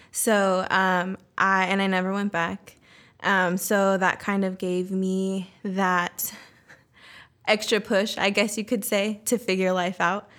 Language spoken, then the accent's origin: English; Roseville, California, United States; first language Spanish; English is a second language; also born or lived in San Diego / Bay Area; now in Sacramento, United States; I was born in San Diego, mm-hmm. but we moved um, to the Bay Area when I was um, a kid, and then from there we moved to Roseville